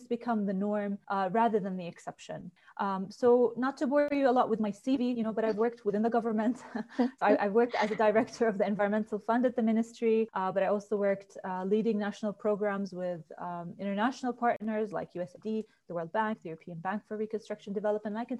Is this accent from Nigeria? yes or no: no; Jordan; also born or lived in United States; So I grew up in Jordan, but I had the chance to do my studies in the US.